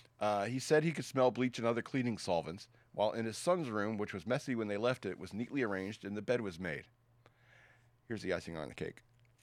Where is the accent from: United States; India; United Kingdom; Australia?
Australia; I'm from Australia, mate.